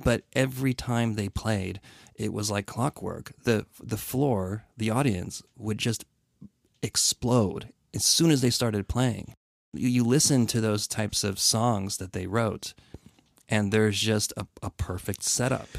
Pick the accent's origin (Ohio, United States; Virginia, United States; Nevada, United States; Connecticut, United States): Connecticut, United States; growing up in Connecticut, … being a Connecticut band